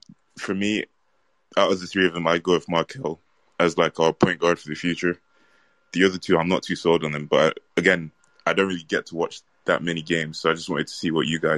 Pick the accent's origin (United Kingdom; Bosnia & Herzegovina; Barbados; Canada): United Kingdom; England; I'm a fan from England, man.